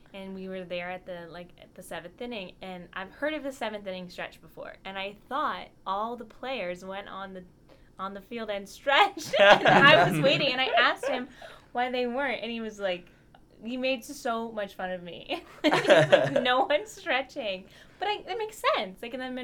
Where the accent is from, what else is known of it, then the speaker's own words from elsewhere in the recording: Bethesda, Maryland, United States; I'm from Bethesda, Maryland